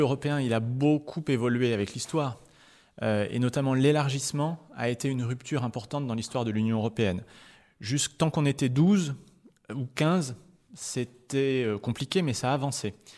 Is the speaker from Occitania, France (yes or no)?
no; Nogent-le-Rotrou, Centre-Val de Loire, France; chez nous dans le Perche ou à Nogent-le-Retrou